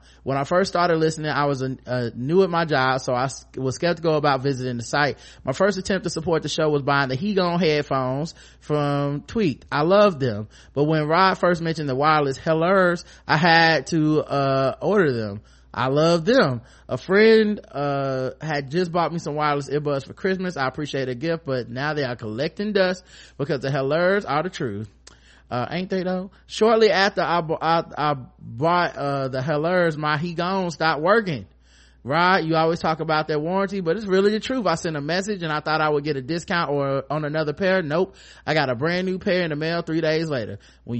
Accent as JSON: {"language": "English", "country": "Jamaica", "said": "As a Jamaican, I'm coming with all the bias in the world when I tell you, Karen, that you're gonna love it."}